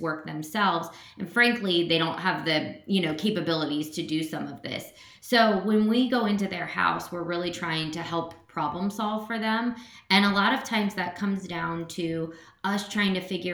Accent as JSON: {"language": "English", "town": "Cincinnati", "region": "Ohio", "country": "United States", "tie": "born or raised there", "moved": "as an adult", "lives_now": "Columbus, United States", "said": "I grew up in Cincinnati"}